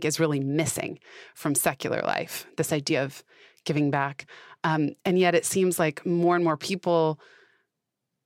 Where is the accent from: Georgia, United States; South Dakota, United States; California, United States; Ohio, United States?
California, United States; San Francisco; I was raised, I grew up in San Francisco and not in a religious household